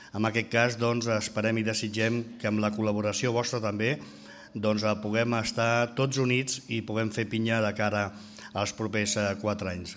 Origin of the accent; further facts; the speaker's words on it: Bellvei, Catalonia, Spain; vaig néixer aquí a Vallvei